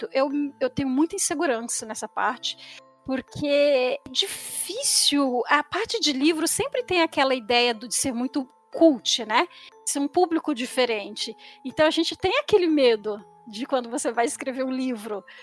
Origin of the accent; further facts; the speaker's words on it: São Paulo, Brazil; now in Rio de Janeiro, Brazil; eu sou natural de São Paulo, da capital. Moro no Rio já tem quase 18 anos